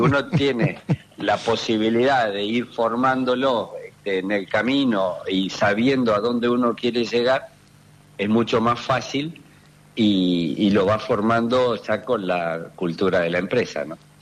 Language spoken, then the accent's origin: Spanish; Punta Alta, Buenos Aires Province, Argentina; moved away; also born or lived in Tandil; soy nativo de Punta Alta